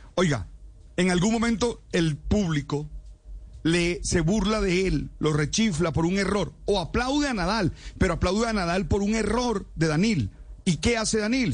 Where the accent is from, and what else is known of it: Colombia